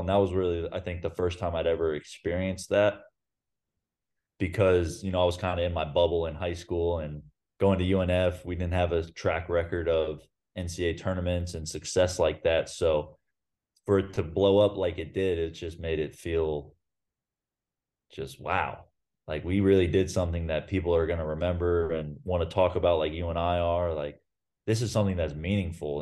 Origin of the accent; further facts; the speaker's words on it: Ponte Vedra Beach, Florida, United States; moved away as an adult; now in Belgrade, Serbia; I grew up in Pontevedra, so it was a twenty minute car ride to get to U N F Arena